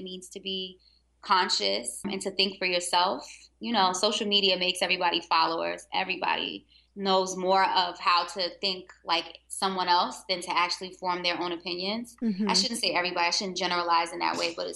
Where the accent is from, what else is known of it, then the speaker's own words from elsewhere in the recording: New York City, New York, United States; moved away as an adult; now in Baltimore, United States; I'm from Harlem.